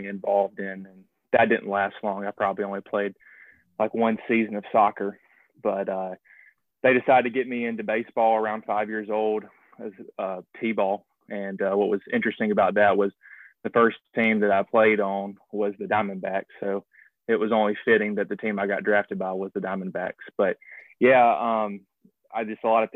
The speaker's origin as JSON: {"language": "English", "region": "Alabama", "country": "United States", "said": "I'm from Alabama"}